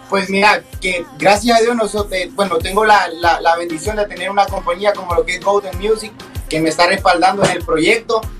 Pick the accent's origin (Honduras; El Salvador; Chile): Honduras; también los hondureños podemos hacerlo afuera